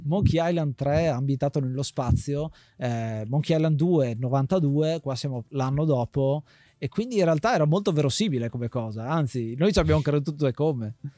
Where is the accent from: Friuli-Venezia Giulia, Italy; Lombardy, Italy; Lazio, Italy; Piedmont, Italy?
Friuli-Venezia Giulia, Italy; moved away; quando eravamo a casa in Friuli, perché noi siamo friulani di origine